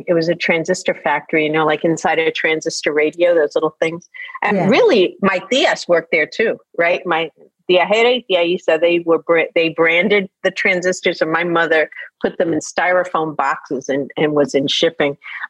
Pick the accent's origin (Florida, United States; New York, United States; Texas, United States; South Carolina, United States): New York, United States; Queens; So I was a kid and a teenager, like in the 70s and in the early 80s in New York.